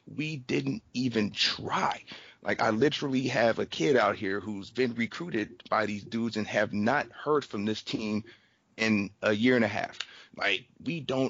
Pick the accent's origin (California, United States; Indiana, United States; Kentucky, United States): California, United States; I'm from California